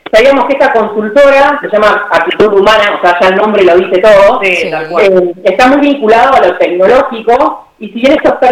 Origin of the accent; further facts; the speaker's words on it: San Nicolás de los Arroyos, Buenos Aires Province, Argentina; si bien nací en San Nicolás, estamos trabajando en Rosario, pero para todo el país.